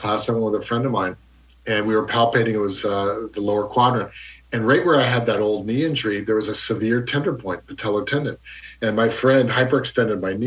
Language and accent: English; Canada; moved away; also born or lived in Ontario; I'm from Canada originally.